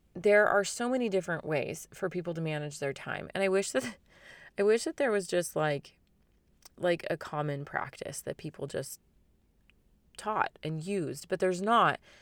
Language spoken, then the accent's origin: English; Phoenix, Arizona, United States; especially in my hometown and in my city, basically the entire Phoenix area